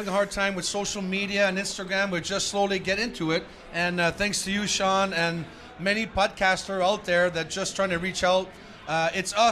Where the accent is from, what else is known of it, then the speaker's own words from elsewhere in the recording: Drummondville, Quebec, Canada; moved away; it's my hometown, right? My families are still there.